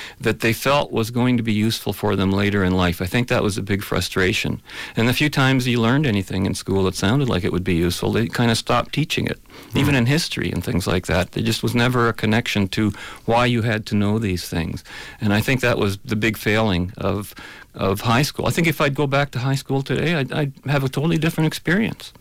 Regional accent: London, Ontario, Canada; also born or lived in Germany; Not born here, no. But pretty much almost might as well have been.

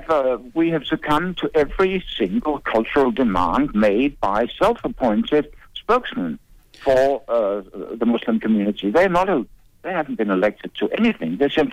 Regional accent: Denmark; I was born in Denmark and she was born in Sweden.

